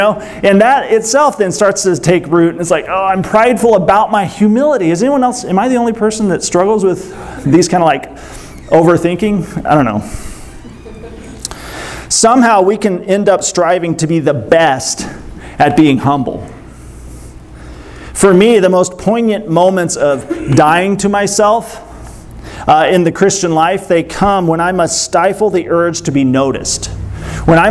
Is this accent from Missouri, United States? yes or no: yes; Springfield, Missouri, United States; I'm from Springfield, Missouri